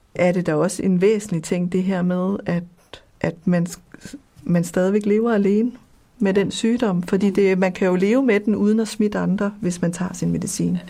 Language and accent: Danish; Copenhagen, Capital Region of Denmark, Denmark; moved away as an adult; also born or lived in West Africa; now in Jutland, Denmark; Jeg kommer fra København og er flyttet til Jylland